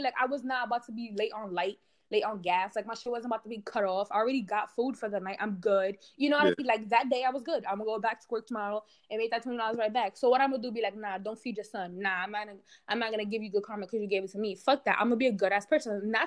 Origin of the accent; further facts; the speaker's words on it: New York City, New York, United States; I grew up in New York City